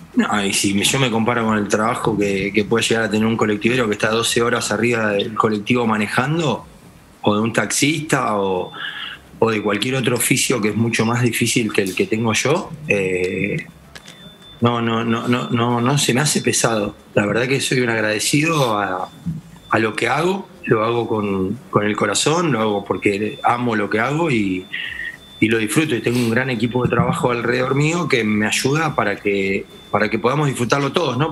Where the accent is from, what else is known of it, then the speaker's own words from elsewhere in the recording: Argentina; soy argentino y, eh, amo mi país